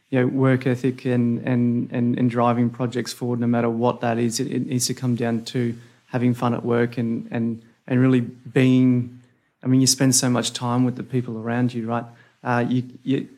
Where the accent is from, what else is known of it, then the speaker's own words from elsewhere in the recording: North Queensland, Australia; I hail from North Queensland